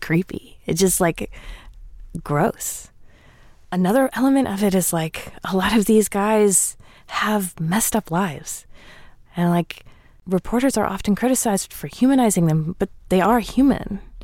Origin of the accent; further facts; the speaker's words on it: the South, United States; I'm from the South